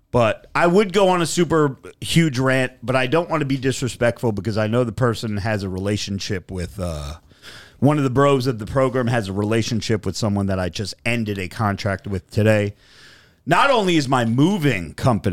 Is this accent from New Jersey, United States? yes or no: yes; New Jersey, United States; I'm from Jersey